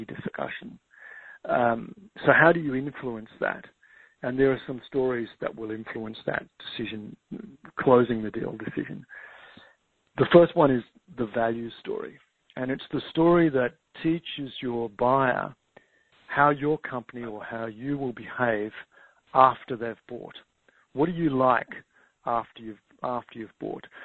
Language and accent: English; Tasmania, Australia; now in Victoria, Australia; Tasmania, which is where I grew up actually in Australia